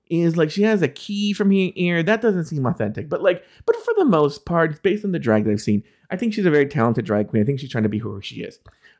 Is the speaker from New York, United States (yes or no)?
yes; Brooklyn, New York, United States; I'm from Brooklyn. I think it's cool.